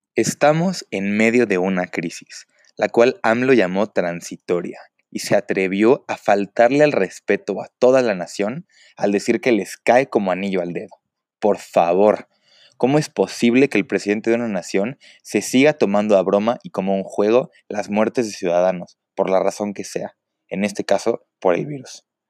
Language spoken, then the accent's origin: Spanish; Mexico; como mexicano